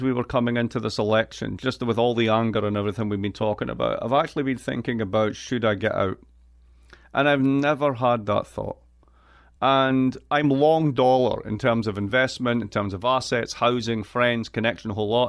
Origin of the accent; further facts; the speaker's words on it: east coast of Scotland, United Kingdom; moved away as an adult; now in United States; I am from Scotland. I am from the east coast of Scotland.